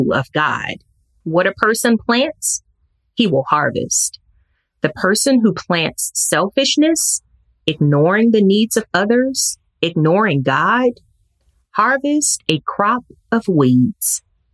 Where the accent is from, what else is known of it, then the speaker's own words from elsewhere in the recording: Mississippi, United States; my hometown in Mississippi